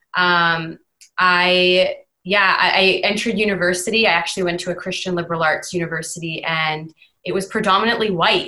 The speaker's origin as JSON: {"language": "English", "town": "Vancouver", "region": "British Columbia", "country": "Canada", "tie": "born or raised there", "moved": "as an adult", "lives_now": "Ontario, Canada", "said": "I was born and raised in Vancouver"}